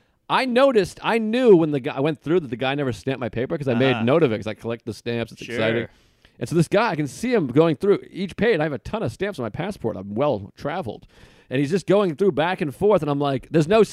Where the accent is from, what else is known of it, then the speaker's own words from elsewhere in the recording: United States; I'm an American.